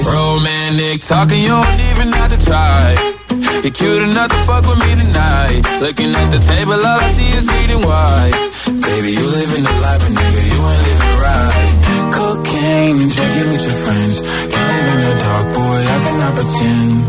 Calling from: Toledo, Castilla-La Mancha, Spain; Hola, soy … de Toledo.

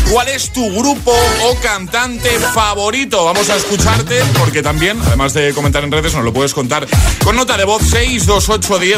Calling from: Palma de Mallorca, Balearic Islands, Spain; Buenos días, ¿cómo estamos? … de Palma de Mallorca.

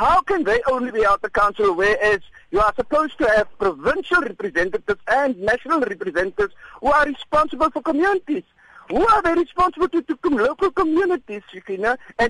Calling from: George, Western Cape, South Africa; I'm calling from George.

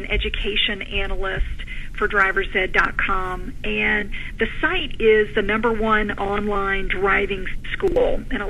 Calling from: Austin, Texas, United States; I am in Austin, Texas.

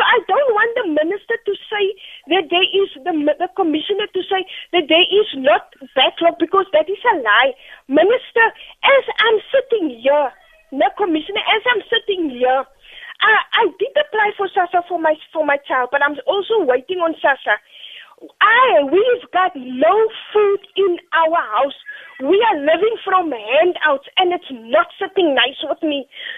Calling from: Cape Town, Western Cape, South Africa; I'm phoning from Cape Town, Delft.

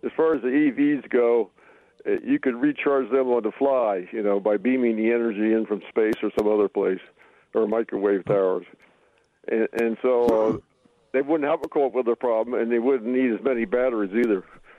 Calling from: Hawthorne, Wisconsin, United States; also born or lived in Eden Prairie, Minnesota; I'm calling from Eden Prairie right now, but we've had about 20 inches of snow over in Hawthorne

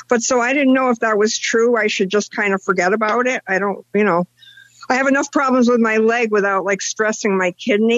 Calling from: Connecticut, United States; I'm Connecticut.

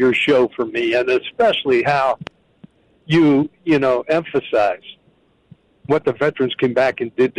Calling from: Danville, United States; I'm from Danville. I'm a Marine Vietnam veteran.

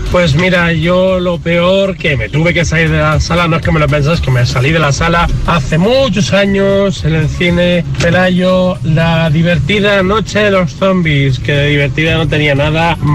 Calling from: Gijón, Asturias, Spain; de Gijón.

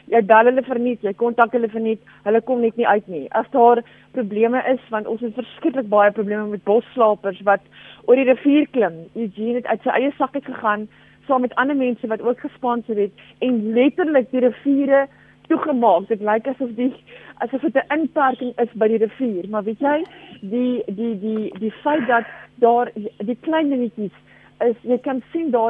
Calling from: Wellington, Western Cape, South Africa; van Wellington.

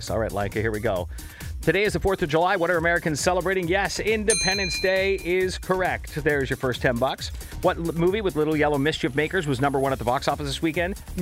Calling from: Markham, Ontario, Canada; I'm calling from Markham.

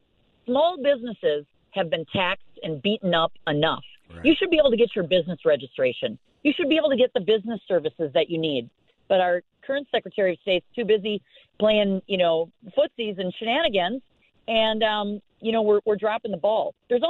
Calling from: Falcon Heights, Minnesota, United States; I'm in Falcon Heights. That's where we are.

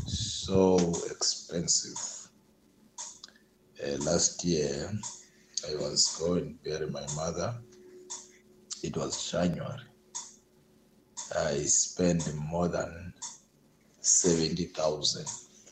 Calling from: Cape Town, Western Cape, South Africa; Good evening, SAFM. … I'm from Cape Town.

